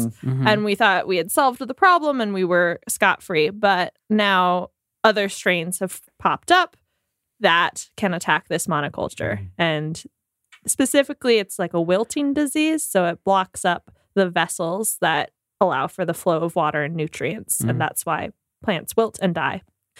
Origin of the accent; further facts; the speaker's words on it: United States; I'm an American